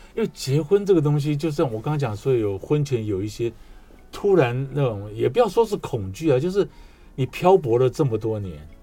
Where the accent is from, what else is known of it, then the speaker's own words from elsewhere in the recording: Taiwan; 我自己是外省家庭，我是眷村长大的